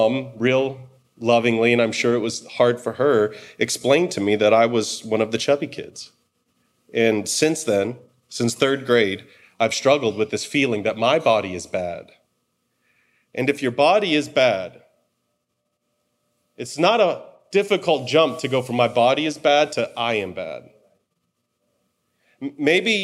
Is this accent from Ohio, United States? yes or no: yes; Cleveland, Ohio, United States; also born or lived in Detroit, Michigan; we moved from Detroit, where I'd grown up, to Cleveland